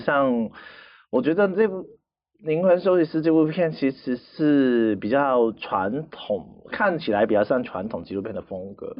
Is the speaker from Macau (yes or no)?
yes; Macau; 但是在澳门，因为我在那边土生土长嘛，其实嗯。只有几年时间不在